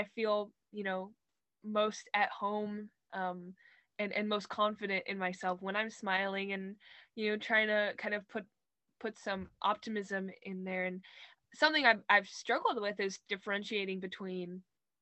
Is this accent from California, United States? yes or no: yes; Los Angeles, California, United States; moved away; LA, which is my hometown